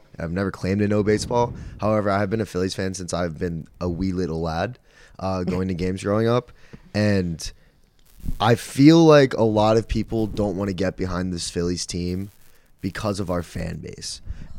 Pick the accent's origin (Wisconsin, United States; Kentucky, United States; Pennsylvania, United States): Pennsylvania, United States; Philadelphia; we're from Philadelphia.